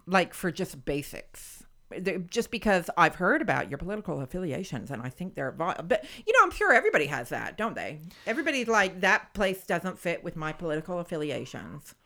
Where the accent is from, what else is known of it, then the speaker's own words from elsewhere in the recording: United States; as an American